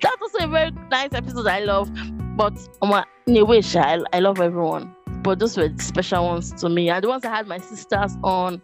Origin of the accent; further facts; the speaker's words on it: Nigeria; as Nigerian students